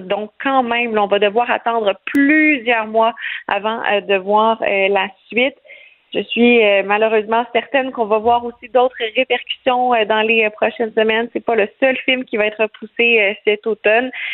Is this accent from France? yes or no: no; Quebec, Canada; chez nous, au Québec